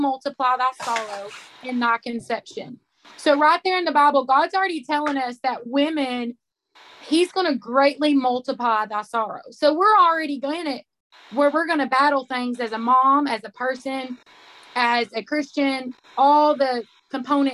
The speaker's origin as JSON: {"language": "English", "region": "Arkansas", "country": "United States", "said": "I'm from Arkansas"}